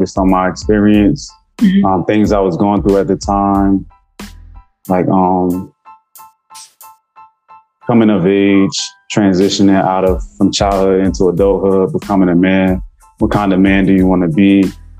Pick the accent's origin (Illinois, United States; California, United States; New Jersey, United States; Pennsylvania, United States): New Jersey, United States; Newark; me growing up in Newark